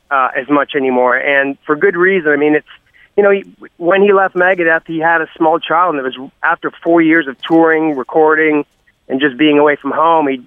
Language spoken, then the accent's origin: English; Canada; I don't give a shit. I'm Canadian.